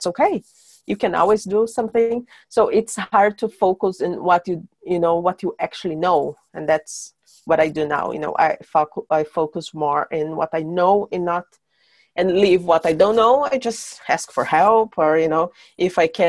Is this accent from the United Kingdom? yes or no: no; São Paulo, Brazil; English is a second language; moved away as an adult; also born or lived in south of Brazil / Iceland; now in Sweden; When I was a kid, I moved from my hometown. I'm from São Paulo